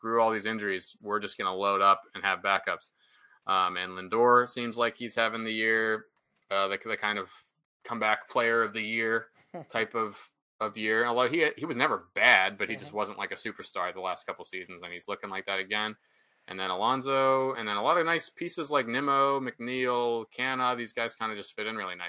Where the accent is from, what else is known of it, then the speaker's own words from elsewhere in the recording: Pittsburgh, Pennsylvania, United States; I grew up in Pittsburgh